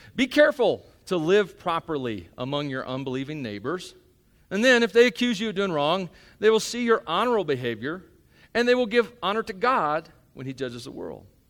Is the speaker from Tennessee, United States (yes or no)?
yes; Union City, Tennessee, United States; now in Rock Springs, United States; I'm from Union City, Tennessee. You don't know where that is. It's a little hole in the wall town.